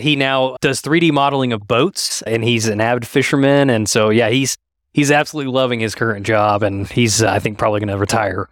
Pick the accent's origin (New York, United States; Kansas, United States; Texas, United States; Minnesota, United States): Kansas, United States; Halstead; also born or lived in Norman, Oklahoma; my family moved up to Halsted, Kansas when I was about four years old